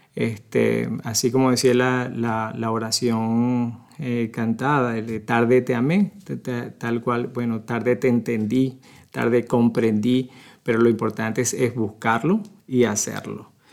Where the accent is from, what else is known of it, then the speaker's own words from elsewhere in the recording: Venezuela; moved away as an adult; now in Omaha, United States; nací hace mucho tiempo en Venezuela. Soy este, venezolano, ya tengo 24 años aquí en Omaha